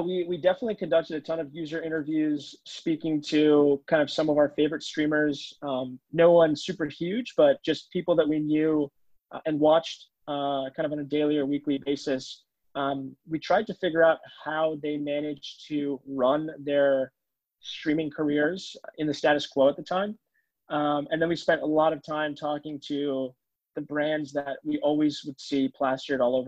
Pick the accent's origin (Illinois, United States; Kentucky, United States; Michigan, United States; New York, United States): New York, United States; Long Island; moved away as an adult; also born or lived in Cambridge; now in San Francisco, United States; I'm from Long Island, New York, which is where I grew up